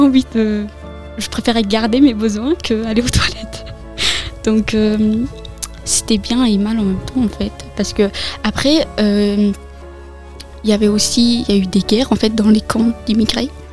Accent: France; also born or lived in Afghanistan / Iran; ça fait six ans que je suis en France avec mon frère, et mes parents

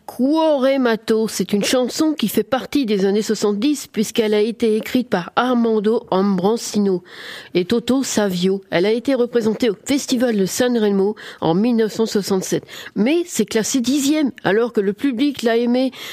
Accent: France; chez nous, en France

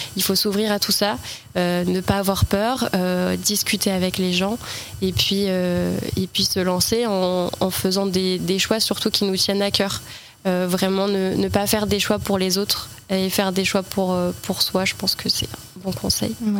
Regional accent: L'Aigle, Normandy, France; born or raised there

